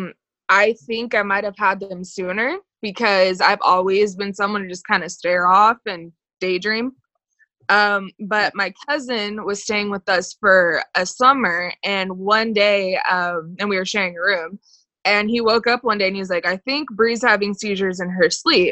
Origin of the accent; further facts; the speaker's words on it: Southern California, United States; I'm from Southern California